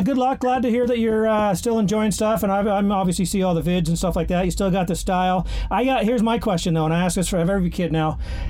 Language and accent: English; Canada; I'm Canadian